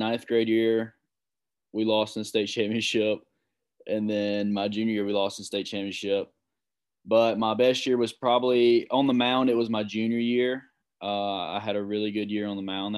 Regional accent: George County, Mississippi, United States; I played with a bunch of kids from my hometown

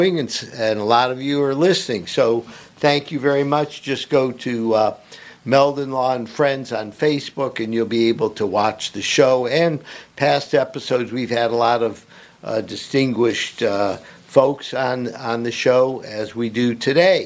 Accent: Cleveland, Ohio, United States; now in Florida, United States; I grew up in the Cleveland area, graduated from Shaker Heights High School

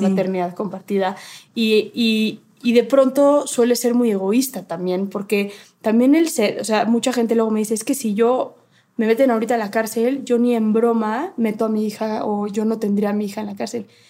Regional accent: Mexico; como mexicanos

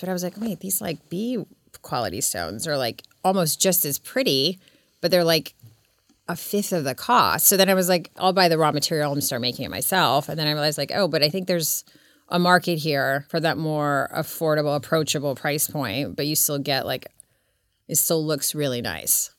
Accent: Serbia; now in Laguna Beach, United States; I was born in Serbia

